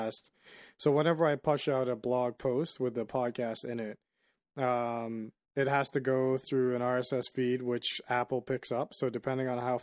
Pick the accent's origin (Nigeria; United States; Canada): Nigeria; I'm Nigerian